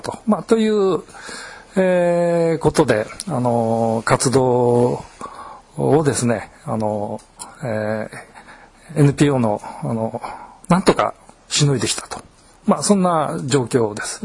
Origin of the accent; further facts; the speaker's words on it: Ueda, Nagano, Japan; moved away; 私がさっき言ったあの、ふるさと の上田